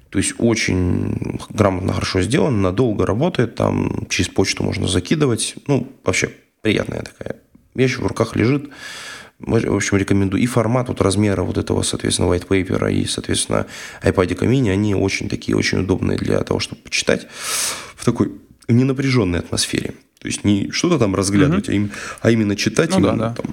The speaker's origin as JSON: {"language": "Russian", "region": "Ryazan Oblast", "country": "Russia", "accent": "Ryazan", "said": "английский прононс, не рязанский мой акцент"}